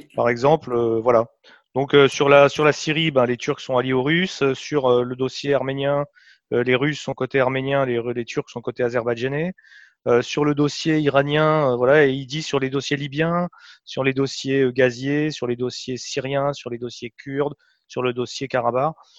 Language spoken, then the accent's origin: French; France; en tant que Français